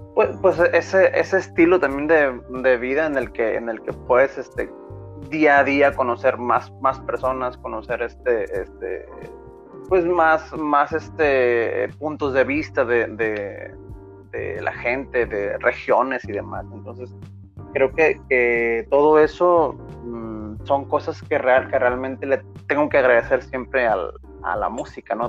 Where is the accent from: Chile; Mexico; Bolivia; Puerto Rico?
Mexico; Manzanillo, Colima; moved away as an adult; also born or lived in northern Mexico; soy nacido en Manzanillo, Colima, orgullosamente colimense